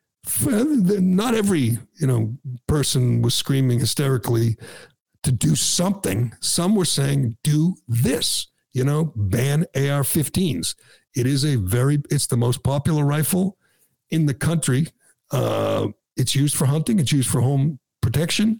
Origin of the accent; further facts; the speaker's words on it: Massachusetts, United States; I was born and raised in Massachusetts